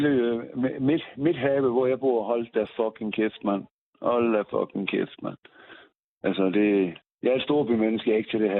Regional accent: Aarhus, Central Denmark Region, Denmark; Okay, men jeg er da ikke østblokker, jeg kommer fra Aarhus.

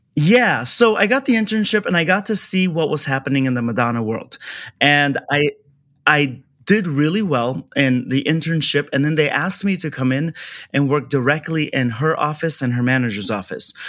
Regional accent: Kabul, Afghanistan; also born or lived in Orange County, California; now in Los Angeles, United States; I'm a refugee from Afghanistan. So we were invaded by USSR and that's that war. So we escaped and um, ended up in this is like probably the biggest jump, but from Afghanistan war zone down to Orange County

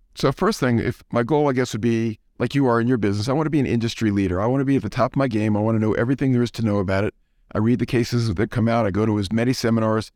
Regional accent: New Orleans, Louisiana, United States; now in Atlanta, United States; I grew up in New Orleans, and I'm a Saints fan.

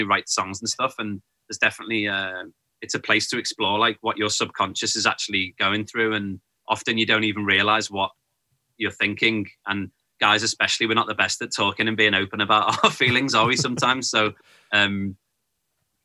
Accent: Liverpool, North West England, United Kingdom; growing up in Liverpool, it was kind of, you just, learned to play whatever was around

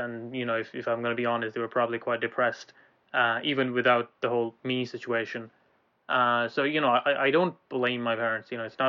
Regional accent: Ireland; now in Glasgow, United Kingdom; So, we're in Glasgow right now. We used to be in Ireland. We grew up in Ireland

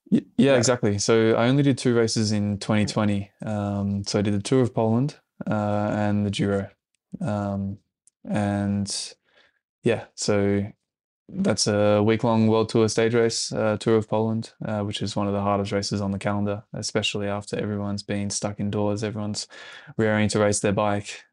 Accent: Australia; moved away as an adult; now in Europe; as an Aussie

